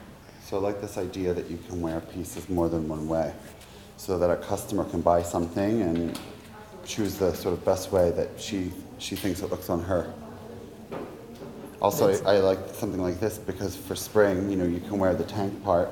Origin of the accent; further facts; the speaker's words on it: New York, United States; From New York.